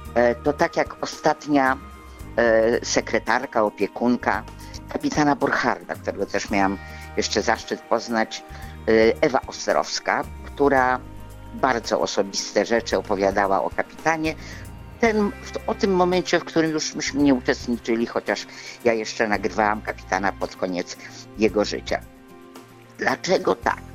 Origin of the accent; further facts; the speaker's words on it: Szczecin, West Pomeranian Voivodeship, Poland; moved away; also born or lived in Gdynia; się urodziłam w Szczecinie, także jestem szczecinianką